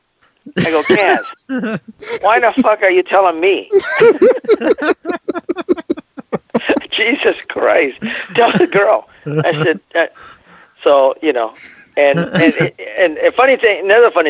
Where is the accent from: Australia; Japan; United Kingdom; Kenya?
Japan; moved away; I was born in Japan